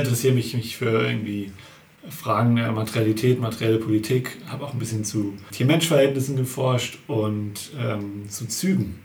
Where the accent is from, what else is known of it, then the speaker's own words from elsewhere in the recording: Hamm, North Rhine-Westphalia, Germany; ich bin eigentlich äh, aus Hamm, also in Grenzen mhm. des Ruhrpots sozusagen